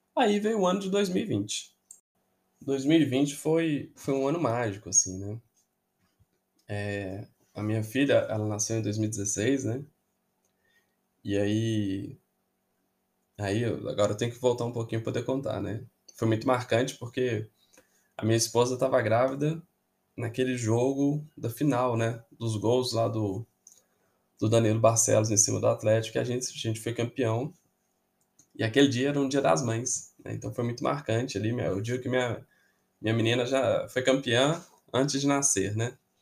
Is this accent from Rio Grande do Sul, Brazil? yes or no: no; Belo Horizonte, Minas Gerais, Brazil; Eu nasci em 1983 e em Belo Horizonte, né, eu morava ali no, no bairro Caiçara